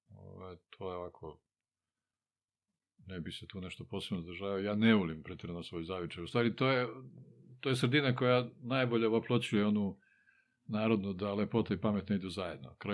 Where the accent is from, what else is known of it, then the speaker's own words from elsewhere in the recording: Čačak, Moravica District, Serbia; also born or lived in Titograd, Montenegro; sam u Čačku, tu su me doveli bez pitanja kad si imao pola godine.